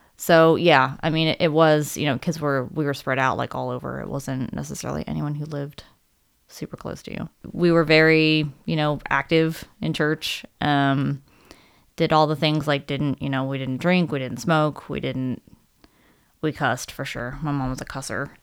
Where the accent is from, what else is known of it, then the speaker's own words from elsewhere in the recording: Maryland, United States; moved away; also born or lived in Utah; I grew up in Maryland